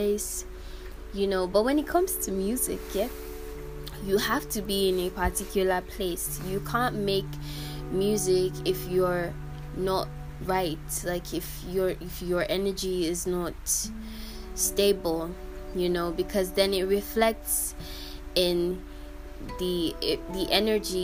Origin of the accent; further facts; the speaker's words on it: Nigeria; I'm Nigerian and in my country